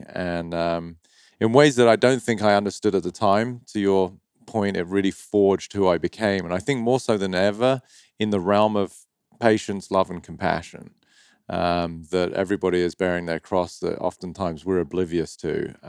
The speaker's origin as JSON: {"language": "English", "town": "Dover", "region": "South East England", "country": "United Kingdom", "moved": "yes", "said": "county of Kent near the town of Dover. And if you're from Dover, you speak like this, mate, all right? I'm from Dover. So when people hear me over here, they do not think I'm from Dover."}